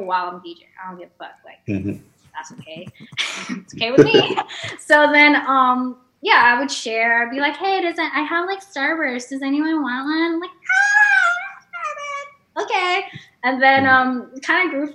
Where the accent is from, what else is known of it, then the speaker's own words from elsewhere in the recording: Los Angeles, California, United States; I grew up